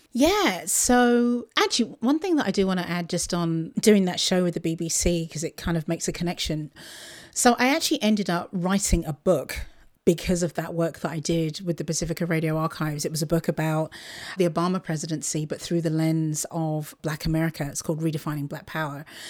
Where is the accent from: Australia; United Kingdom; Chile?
United Kingdom; Luton, East of England; moved away; Luton, which is my, my hometown, just outside of London